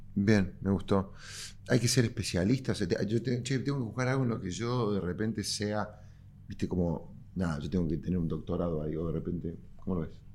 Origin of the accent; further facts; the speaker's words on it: Córdoba, Argentina; cordobés y emprendedor